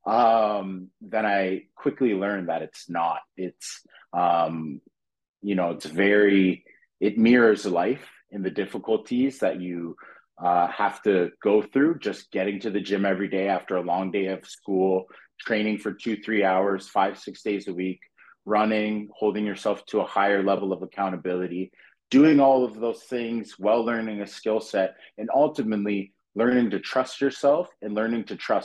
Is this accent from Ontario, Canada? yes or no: yes; Fonthill, Ontario, Canada; also born or lived in North York, Toronto / Regent Park, Toronto / Scarborough, Toronto; I ended up moving to a little place called Font Hill. It's in the Niagara region, Pelham